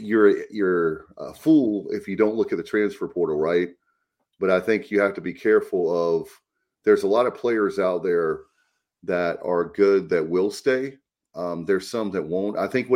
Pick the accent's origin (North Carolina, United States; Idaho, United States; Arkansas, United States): North Carolina, United States; Williamston; my hometown of Williamston